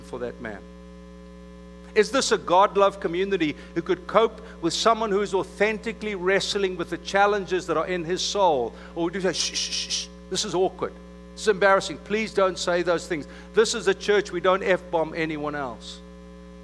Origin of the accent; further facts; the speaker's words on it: South Africa; moved away; I was from South Africa amongst the Afrikaans community. That's kind of Redneckville. And so I went to high school in an English-speaking community